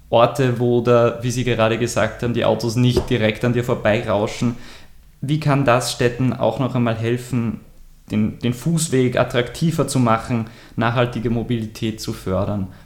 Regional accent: Freistadt, Upper Austria, Austria; auch in meiner Heimatstadt, jetzt in Freistadt, einen total befahrenen Marktplatz sozusagen.

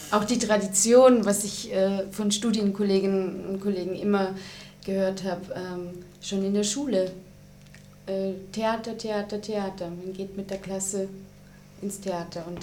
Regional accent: Baden-Württemberg, Germany; ich komme aus Süddeutschland, äh, aus der Nähe von Stuttgart. Da gibt es eben ein großes Haus, das Staatstheater, und ein paar kleinere Häuser.

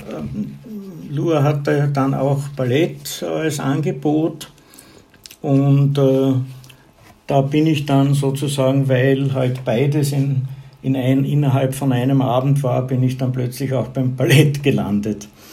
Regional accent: southern Burgenland, Austria; moved away as an adult; also born or lived in Graz, Styria / Vienna; Geboren bin ich in Graz, in der Steiermark, aber aufgewachsen und äh, die Schulzeit verbracht habe ich in einer Kleinstadt im südlichen Burgenland

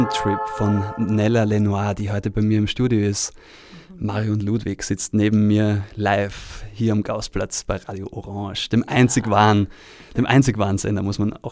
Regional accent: Vorarlberg, Austria; accent: Vorarlberg dialect; Aber ich, ich komme ja aus Vorarlberg und, und ähm, ich, ich kenne auch ein paar andere Leute, die aus Vorarlberg kommen.

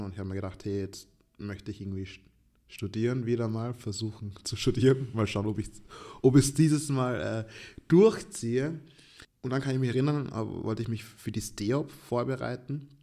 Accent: Austria; als Österreicher mit schwarzer Hautfarbe

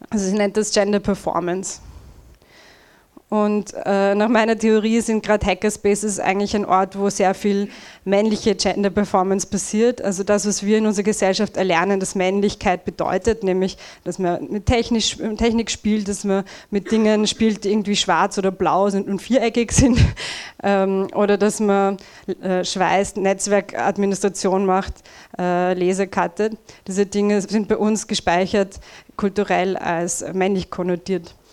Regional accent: Vienna, Austria; Tja, also der erste Teil meines Talks wird ziemlich viel Rant sein und Jammerei, ich bin eine Wienerin.

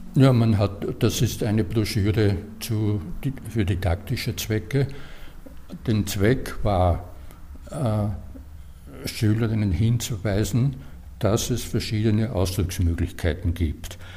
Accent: Austria; wir in Österreich

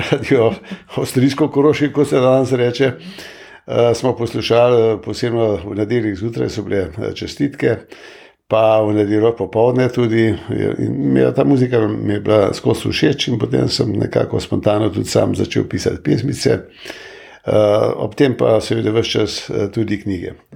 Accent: Slovenia; smo se Slovenci

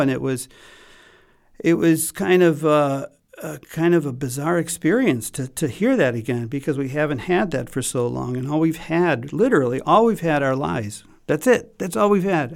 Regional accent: Chicago, Illinois, United States; I'm from Chicago

